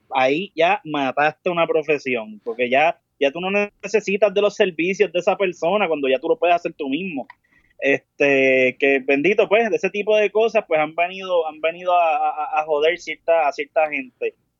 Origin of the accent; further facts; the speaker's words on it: Caguas, Puerto Rico; also born or lived in San Juan; nací en San Juan, pero me crié en Caguas